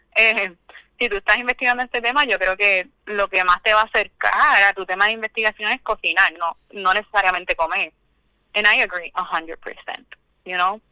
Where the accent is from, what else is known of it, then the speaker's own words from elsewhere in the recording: Cabo Rojo, Puerto Rico; moved away; yo soy de Cabo Rojo, del campo en Cabo Rojo